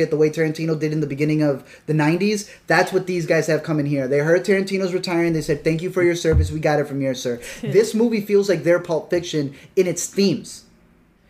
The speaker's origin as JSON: {"language": "English", "town": "Chicago", "region": "Illinois", "country": "United States", "said": "I'm from Chicago"}